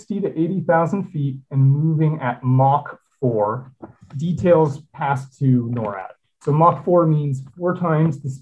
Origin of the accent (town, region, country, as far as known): Toronto, Ontario, Canada; born or raised there